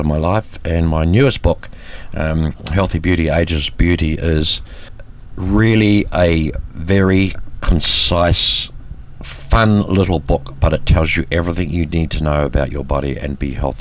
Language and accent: English; New Zealand; Born and bred in New Zealand by Swiss immigrant parents, brought up in rural dairy country in New Zealand